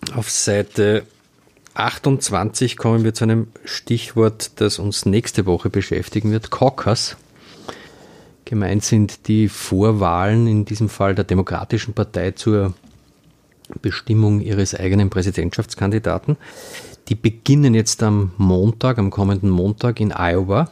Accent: Austria; als äh, Österreicher oder als halbwegs Politik interessierter Österreicher

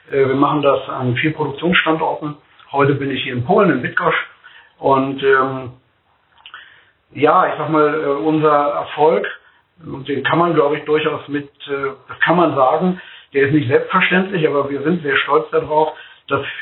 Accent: Bremerhaven, Bremen, Germany; born there; wir sehen ganz viel Himmel in Bremerhaven, wir haben ganz viel Weitblick. Und äh, ich finde es klasse im Norden.

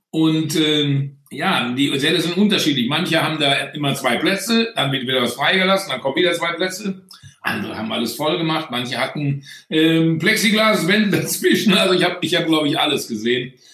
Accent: Bonn, North Rhine-Westphalia, Germany; und sage, ich bin Bonner, fertig.

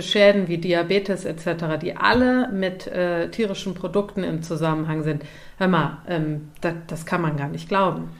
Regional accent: Cologne, North Rhine-Westphalia, Germany; ich bin ja in Köln Stadt aufgewachsen

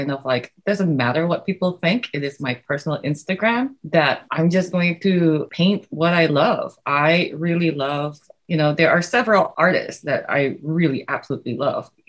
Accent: Indonesia; I was one of those kids who never really stopped drawing. I grew up in Indonesia.

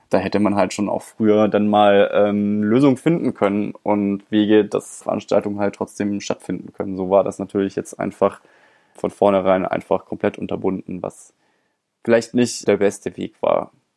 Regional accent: Germany; bei uns in Deutschland

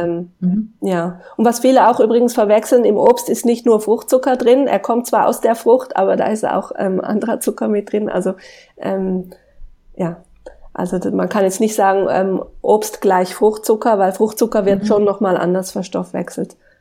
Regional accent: Switzerland; bei uns in der Schweiz

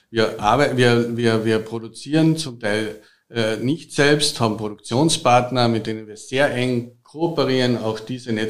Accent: Carinthia, Austria; Habe ich auch schon mehrmals studiert, halt als Kärntner mir besonders am Herzen.

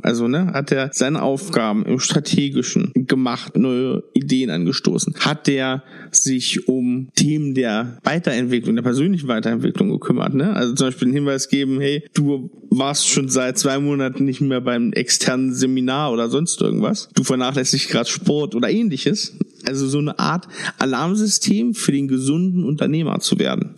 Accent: Germany; Bin ja auch aus dem Harz

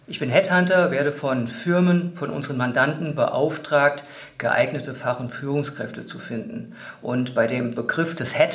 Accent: Wiesbaden, Hesse, Germany; fand mich dann als Personaldisponent in einer ganz kleinen Niederlassung in meiner alten Heimatstadt in Wiesbaden wieder.

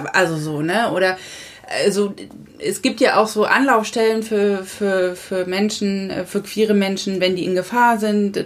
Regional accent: southern Lower Saxony, Germany; moved away as an adult; also born or lived in Hesse / Frankfurt; now in Husum, Germany; ich bin ja auf dem Dorf letztendlich groß geworden im, im südlichen Niedersachsen

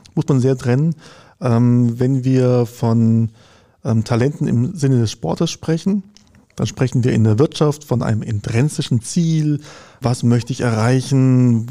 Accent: Konstanz, Baden-Württemberg, Germany; Ich komme ich aus Konstanz, da gibt es halt eine Uni am Ort

